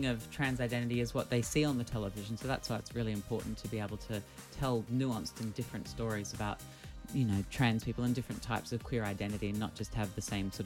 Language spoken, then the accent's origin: English; Australia; being Australian